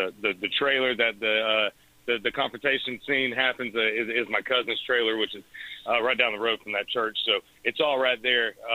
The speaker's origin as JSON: {"language": "English", "town": "Eustis", "region": "Florida", "country": "United States", "tie": "born or raised there", "said": "down there in my hometown at the church that we all grew up going"}